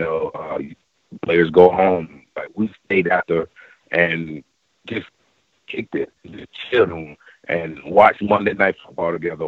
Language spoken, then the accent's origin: English; right outside of Atlanta, Georgia, United States; I'm from Georgia, right outside of Atlanta